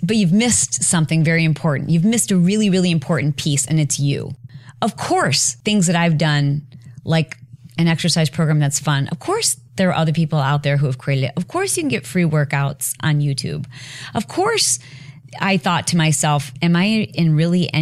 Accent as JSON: {"language": "English", "region": "Michigan", "country": "United States", "tie": "born or raised there", "moved": "yes", "lives_now": "California, United States", "said": "I'm a Midwestern girl. I'm from Michigan"}